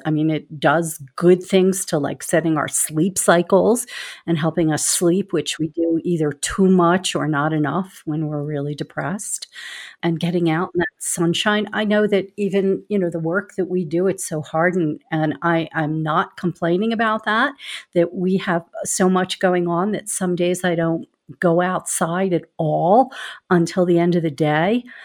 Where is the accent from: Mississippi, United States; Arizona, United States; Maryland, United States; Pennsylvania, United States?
Pennsylvania, United States; Philadelphia; accent: Philly; also born or lived in California; I grew up in Philadelphia, so I, too, am a city person